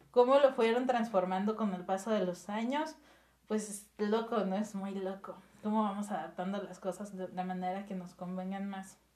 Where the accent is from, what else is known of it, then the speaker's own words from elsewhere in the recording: Mexico; como mexicanos